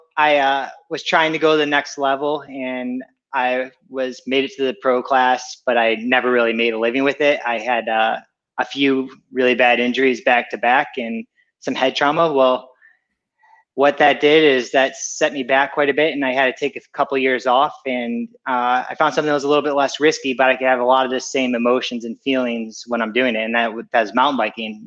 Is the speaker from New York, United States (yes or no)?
no; Ohio, United States; moved away as an adult; also born or lived in California; now in Murrieta, United States; I grew up in Ohio, so there's not much mountains